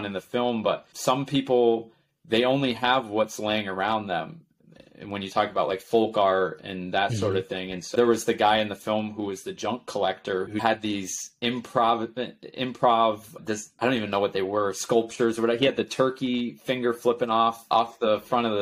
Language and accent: English; Potsdam, New York, United States; Potsdam, the whole county is like my hometown